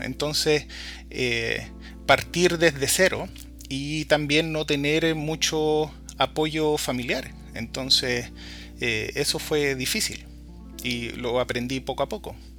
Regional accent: Valparaíso, Chile; moved away as an adult; now in Washington, United States; soy chileno, oriundo de Valparaíso

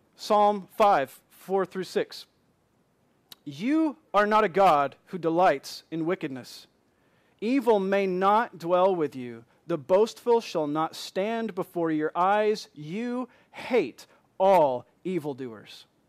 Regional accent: Michigan, United States; moved away; I'm from Michigan

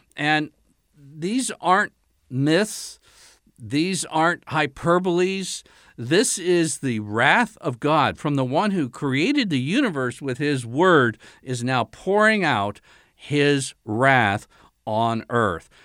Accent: United States; being an American

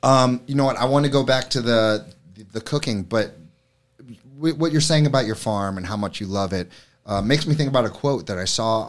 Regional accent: Florida, United States; moved away; I'm from Florida, and I do not know the farm life.

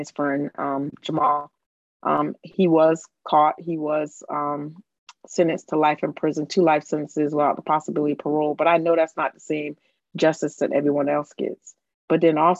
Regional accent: Summerville, South Carolina, United States; I'm from Somerville, South Carolina, right outside of Charleston, South Carolina.

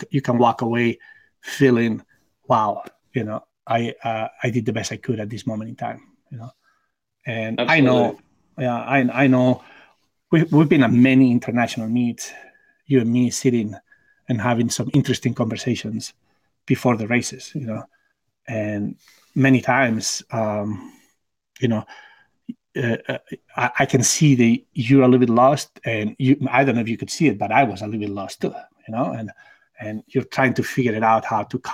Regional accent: Barcelona, Catalonia, Spain; English is a second language; moved away as an adult; also born or lived in United States; my hometown in Barcelona.

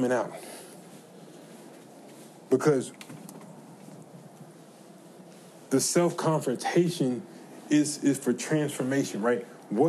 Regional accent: the South, United States; I'm from the South

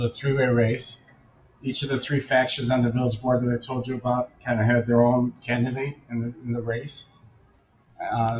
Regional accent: Elmwood Park, Illinois, United States; I'm from Elmwood Park, which is exactly on the city border

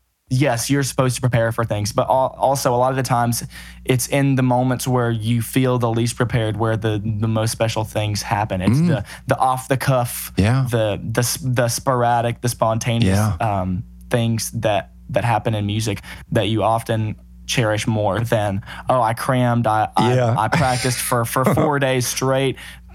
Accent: Muscle Shoals, Alabama, United States; I grew up in studios in Muscle Shoals with my dad being a musician as well

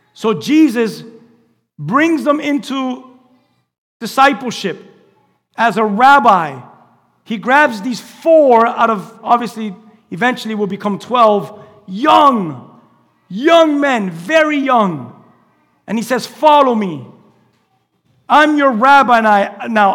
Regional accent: United States; I'm from Westchester. We speak like that in Westchester.

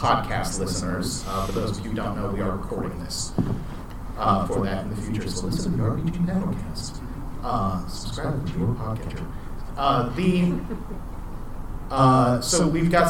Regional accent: Georgia, United States; I'm from Georgia

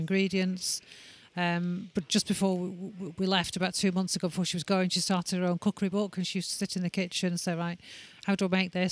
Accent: Manchester, North West England, United Kingdom; we're from Manchester.

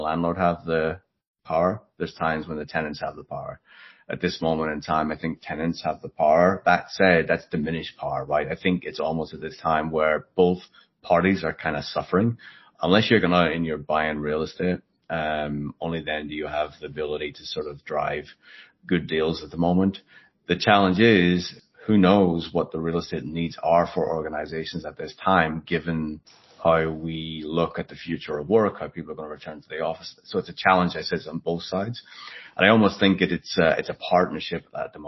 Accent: Belfast, Northern Ireland, United Kingdom; now in United States; I grew up in Belfast in Northern Ireland.

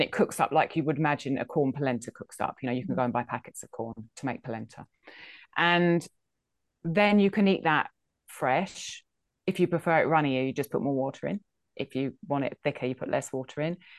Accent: England, United Kingdom; I think I'm English. I'm from Britain

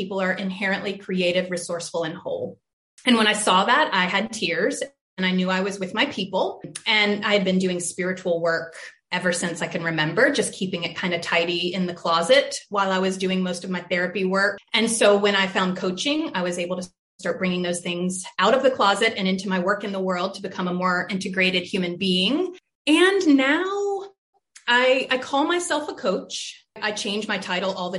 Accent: Charlotte, North Carolina, United States; I had a really diverse schooling growing up in Charlotte

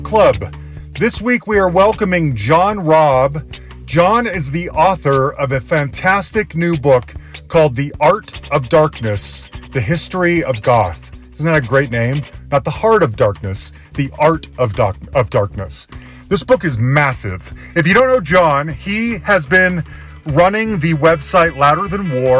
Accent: Salt Lake City, Utah, United States; now in Denver, United States; I'm originally from Salt Lake City

